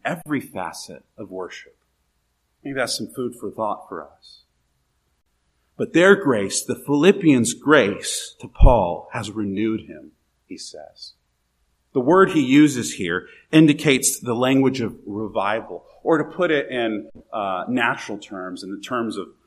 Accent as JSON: {"language": "English", "country": "United States", "said": "As American Christians"}